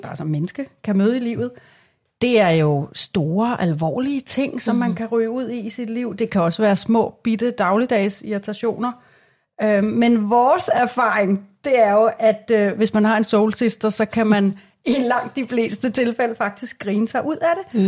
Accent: Glostrup, Capital Region of Denmark, Denmark; Jeg er for eksempel født i Glostrup.

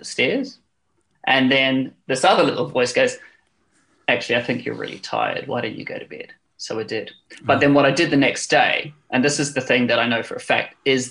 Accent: New Zealand; now in London, United Kingdom; I'm a Kiwi abroad

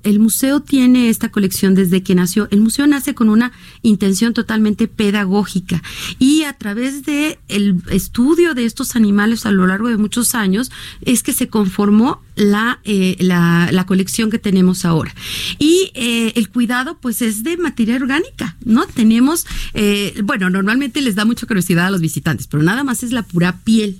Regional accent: Mexico

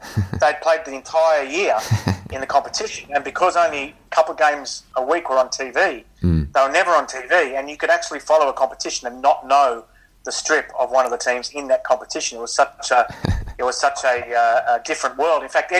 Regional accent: Wollongong, New South Wales, Australia; growing up in Wollongong

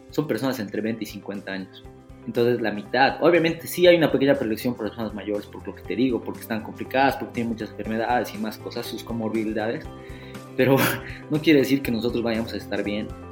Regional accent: Bolivia

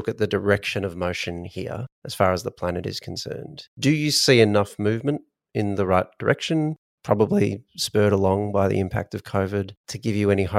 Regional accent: Australia; we're Australian.

